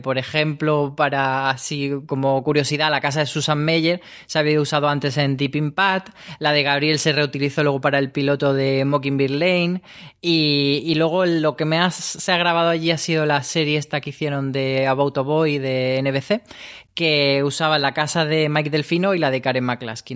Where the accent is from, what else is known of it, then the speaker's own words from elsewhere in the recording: Granada, Andalusia, Spain; moved away; ahora estoy en mi tierra, en Granada